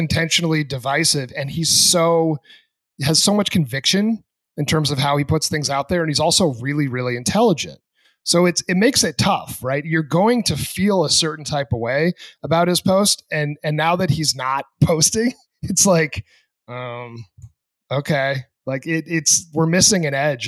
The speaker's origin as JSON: {"language": "English", "region": "New Hampshire", "country": "United States", "tie": "born or raised there", "moved": "yes", "said": "I grew up in New Hampshire"}